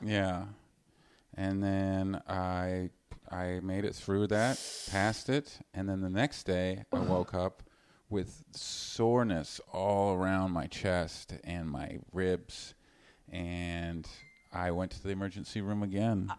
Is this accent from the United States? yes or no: no; Vancouver, British Columbia, Canada; I'm from British, I'm from Vancouver.